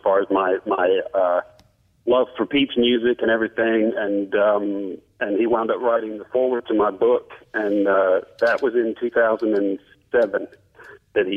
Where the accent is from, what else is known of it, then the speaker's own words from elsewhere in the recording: England, United Kingdom; moved away; I grew up in England